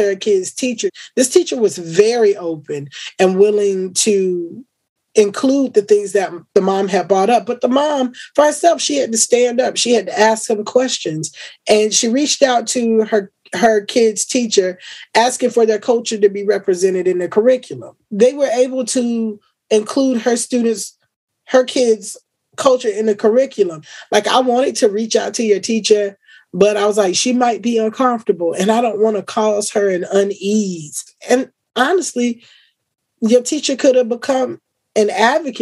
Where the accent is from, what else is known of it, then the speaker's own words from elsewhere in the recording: Florida, United States; Florida is my home state